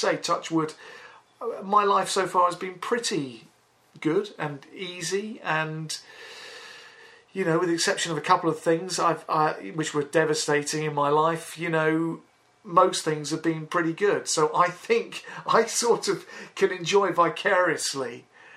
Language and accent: English; London, United Kingdom; growing up in Northwest London, we're all quite fairly affluent